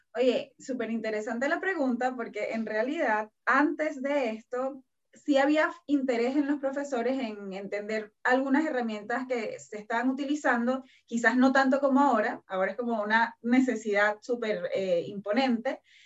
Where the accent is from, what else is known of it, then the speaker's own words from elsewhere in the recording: Venezuela; now in Chile; yo soy de Venezuela